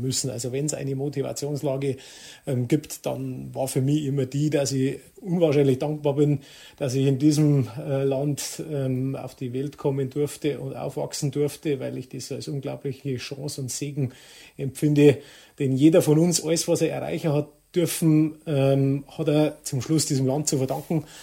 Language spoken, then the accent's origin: German; Traunstein district, Bavaria, Germany; ich kehre da her und, und ich möchte nirgends woanders sein und, und das ist meine Heimat